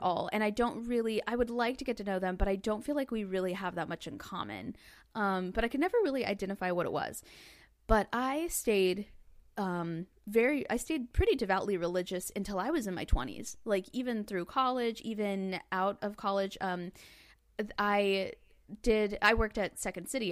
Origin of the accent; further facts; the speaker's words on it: Northwest Arkansas, United States; I grew up in Northwest Arkansas.